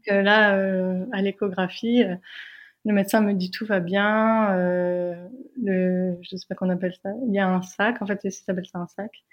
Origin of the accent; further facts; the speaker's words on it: France; nous, on est française.